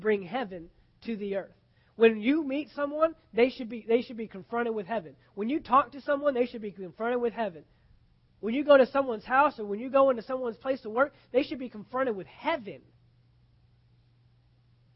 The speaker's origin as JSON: {"language": "English", "country": "United States", "said": "me as an American"}